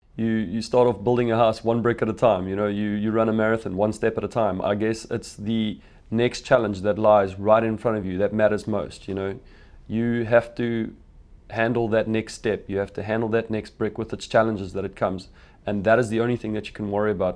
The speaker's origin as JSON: {"language": "English", "town": "Phalaborwa", "region": "Limpopo", "country": "South Africa", "tie": "born or raised there", "said": "I grew up in Pellabora"}